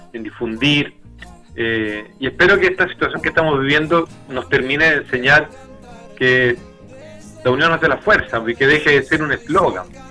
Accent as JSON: {"language": "Spanish", "town": "Santiago", "region": "Santiago Metropolitan Region", "country": "Chile", "moved": "yes", "lives_now": "Temuco, Chile", "said": "yo era de Santiago"}